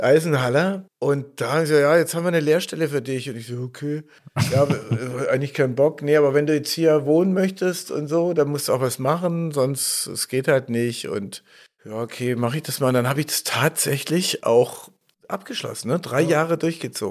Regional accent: Stuttgart, Baden-Württemberg, Germany; bin ich Stuttgarter Junge, in Stuttgart Süd, Heslach äh, zur Schule gegangen

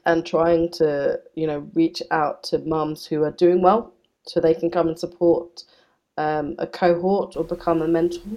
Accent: United Kingdom; I, I'm very British

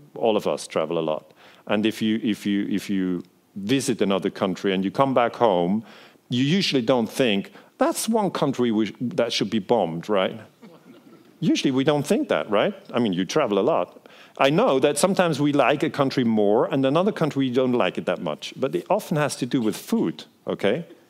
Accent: Switzerland; first language Swiss German; English is a second language; I'm from Switzerland, um, so my native language is uh, Swiss German

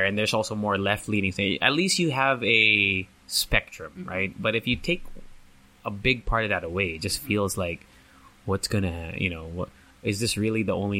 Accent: Japan; now in United States; because I grew up in Japan and also and then later on in the States.

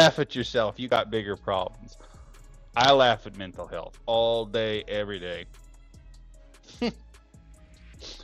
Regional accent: United States; as an American

